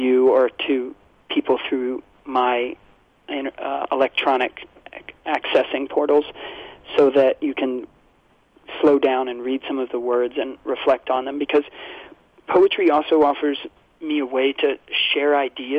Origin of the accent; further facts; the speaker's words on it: Kentucky, United States; my home state when I was growing up of Kentucky